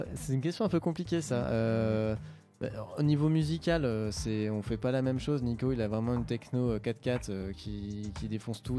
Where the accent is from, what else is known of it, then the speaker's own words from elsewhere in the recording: Bordeaux, Nouvelle-Aquitaine, France; moved away as an adult; now in Paris, France; un de mes très bons potes de Bordeaux à la base, que je viens de Bordeaux. On a commencé la musique à mixer ensemble dans les soirées à Bordeaux